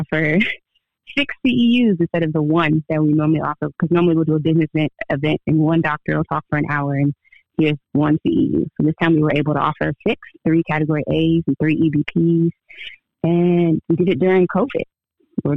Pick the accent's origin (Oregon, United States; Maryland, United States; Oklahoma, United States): Maryland, United States; D.C. and; also born or lived in Washington, D.C.; I was born in D.C. and lived between D.C. and Maryland all of my life